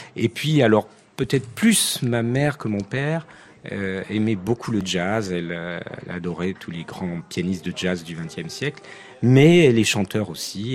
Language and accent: French; Nice, Provence-Alpes-Côte d'Azur, France; je suis niçois d'origine. Ah j'ai grandi à Nice